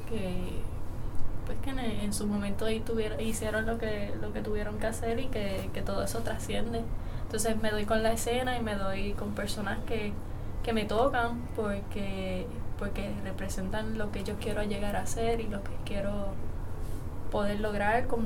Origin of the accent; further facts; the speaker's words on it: Aguadilla, Puerto Rico; also born or lived in Hormigueros; now in Moca, Puerto Rico; Yo soy natural de Aguadilla, pero hemos estado también en hormigueros